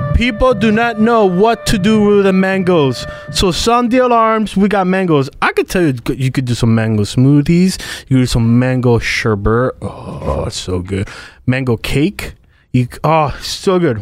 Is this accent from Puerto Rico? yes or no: yes; Puerto Rico; now in United States; I'm from Puerto Rico.